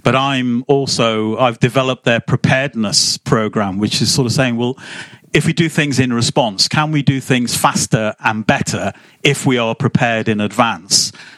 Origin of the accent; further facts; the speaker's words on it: Liverpool, North West England, United Kingdom; moved away; I'm from Liverpool originally, which is 500,000 people